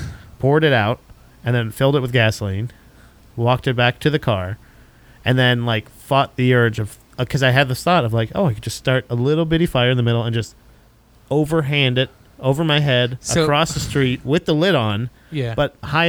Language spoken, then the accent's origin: English; Florida, United States; Growing up in Florida